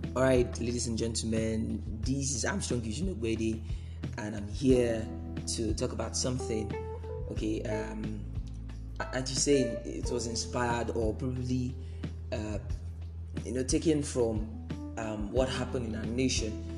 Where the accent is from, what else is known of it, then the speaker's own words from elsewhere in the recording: Nigeria; we are in Nigeria and we are from Nigeria